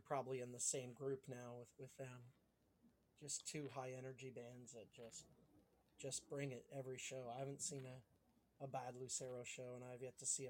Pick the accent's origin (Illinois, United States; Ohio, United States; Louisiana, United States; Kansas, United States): Ohio, United States; accent: mix of Pittsburghese and Ohioese; Where I grew up in Ohio, just not too far from Pittsburgh, has like a mix of like Pittsburghese and Ohioese.